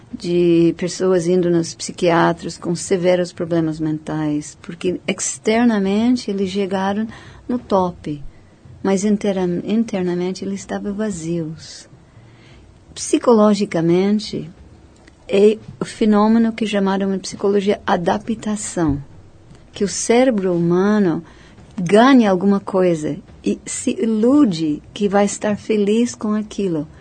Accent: United States; Portuguese is a second language; moved away as an adult; also born or lived in India; now in Brazil; como americano

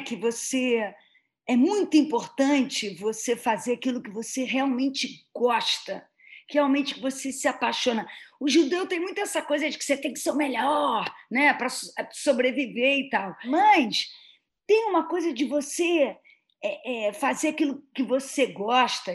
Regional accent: Rio de Janeiro, Brazil; eu sou carioca

